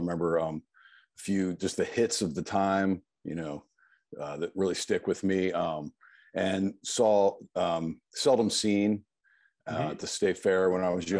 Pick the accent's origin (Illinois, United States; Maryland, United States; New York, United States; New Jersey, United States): Maryland, United States; Montgomery Village; also born or lived in Silver Spring, Maryland / Bethesda, Maryland / Potomac, Maryland; now in Charleston, United States; we lived in Bethesda until I was about 5 or 6 in Potomac. And then we moved to Montgomery Village and I spent most of my formative years there.